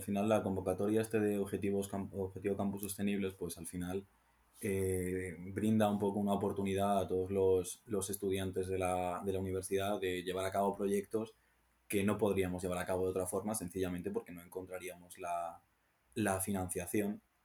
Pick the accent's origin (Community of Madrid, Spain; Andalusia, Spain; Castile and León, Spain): Castile and León, Spain; Salamanca; siendo de Salamanca